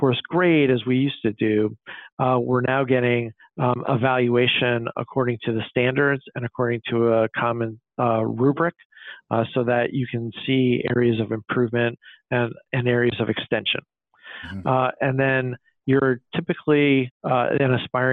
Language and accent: English; Illinois, United States; my home state of Illinois